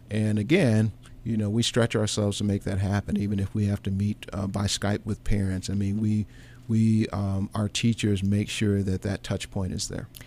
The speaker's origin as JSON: {"language": "English", "town": "St. Louis", "region": "Missouri", "country": "United States", "tie": "born or raised there", "said": "I grew up in Saint Louis"}